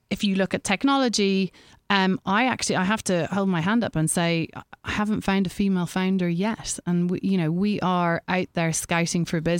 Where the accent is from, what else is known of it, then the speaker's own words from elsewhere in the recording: Ireland; I being Irish